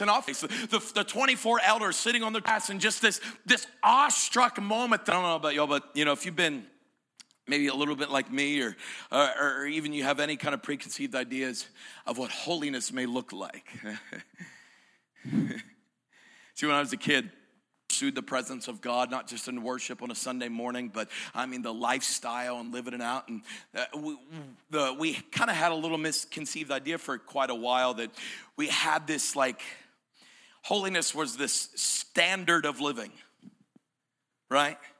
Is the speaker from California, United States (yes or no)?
no; Greene County, Pennsylvania, United States; I'm from Greene County